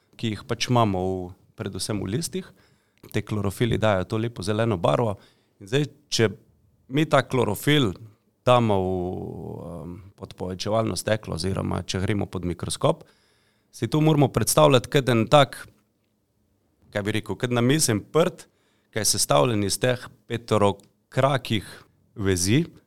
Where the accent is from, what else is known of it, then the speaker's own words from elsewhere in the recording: Slovenia; Slovenci smo hoče velikrat taki mačehovski do, do pametnih stvari